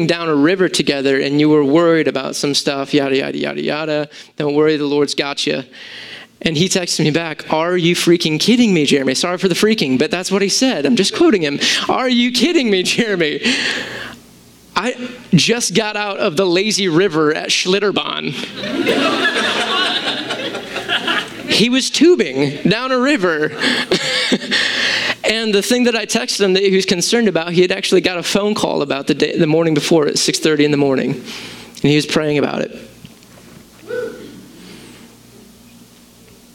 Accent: United States; I'm an American with Greek thinking

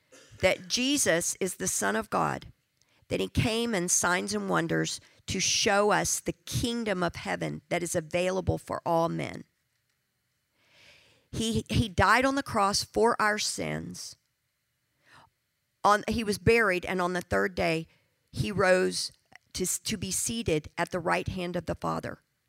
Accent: South Africa; I'm from South Africa. Find another South African in here and somewhere.

